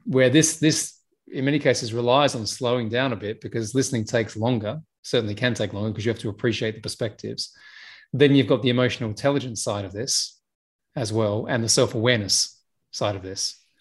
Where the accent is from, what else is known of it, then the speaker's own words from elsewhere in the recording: Australia; now in United Kingdom; I'm Australian, right? You know, I may live in the UK and I'm in Dubai right now